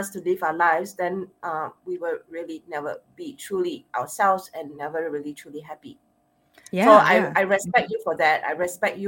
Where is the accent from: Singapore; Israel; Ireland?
Singapore; accent: Asian Singaporean; my Asian Singaporean accent